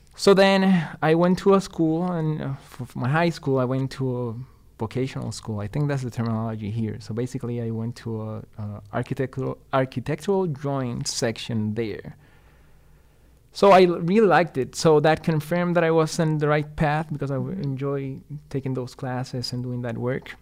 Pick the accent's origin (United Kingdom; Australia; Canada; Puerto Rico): Puerto Rico; Ponce; English is a second language; moved away as an adult; now in Madison, United States; I was born and raised in Puerto Rico, mm-hmm. uh, in a town called Ponce.